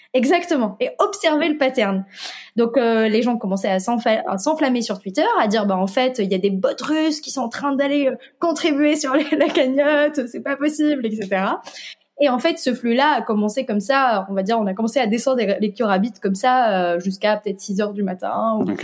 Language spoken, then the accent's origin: French; Tunisia; moved away as an adult; now in France; je suis tunisienne. Et en Tunisie, on a, dès le lycée, la possibilité de spécialiser dans l'informatique. Et c'est donc, c'est ce que j'ai fait à l'âge de 14